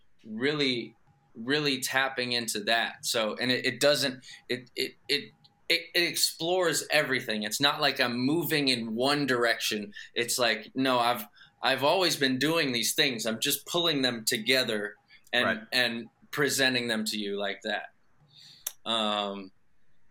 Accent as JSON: {"language": "English", "town": "Los Angeles", "region": "California", "country": "United States", "tie": "born or raised there", "said": "I grew up in kind of hopping around like the West Valley, Northwest Valley, Granada Hills, Porter Ranch, Northridge, Canoga Park"}